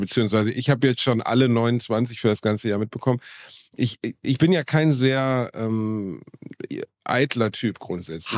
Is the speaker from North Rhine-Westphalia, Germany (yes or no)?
yes; Gelsenkirchen, North Rhine-Westphalia, Germany; also born or lived in Dortmund; ich bin aus, aus Gelsenkirchen und habe in Dortmund gelebt